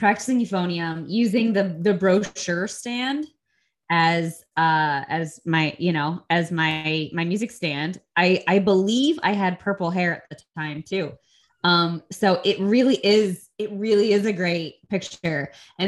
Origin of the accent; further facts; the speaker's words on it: Ohio, United States; I'm from Ohio